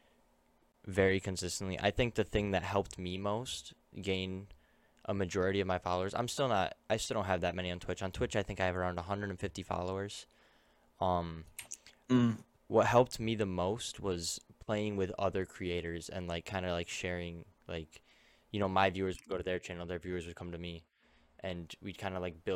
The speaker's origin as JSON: {"language": "English", "region": "New York", "country": "United States", "said": "We're both from New York"}